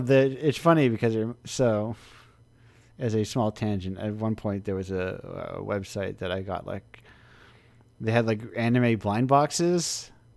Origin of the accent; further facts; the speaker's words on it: United States; I'm an American in one of the little states.